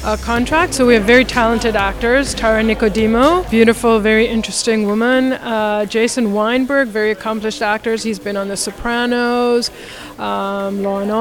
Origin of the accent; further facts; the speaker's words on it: India; moved away; I grew up in India